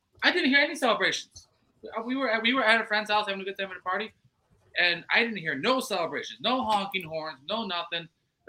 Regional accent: Clarence, New York, United States; moved away as an adult; now in Los Angeles, United States; So I was born and raised in Clarence, you know, just outside of Buffalo. Went to Clarence High School, Buff State. Everything was in Buffalo.

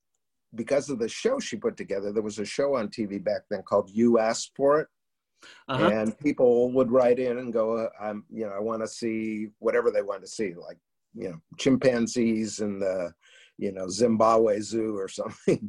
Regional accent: Los Angeles, California, United States; I was born and raised in Hollywood

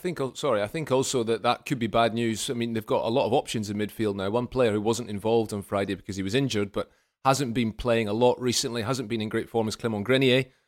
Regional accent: Scotland, United Kingdom; as a Scotsman

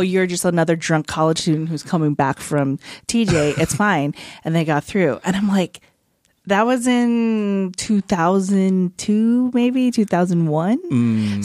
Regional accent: San Fernando Valley, California, United States; I grew up in the San Fernando Valley

